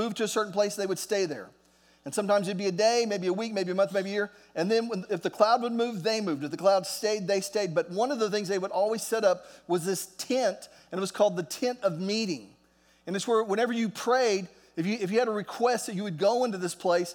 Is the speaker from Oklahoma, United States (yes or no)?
yes; Oklahoma, United States; I'm an American. I'm from Oklahoma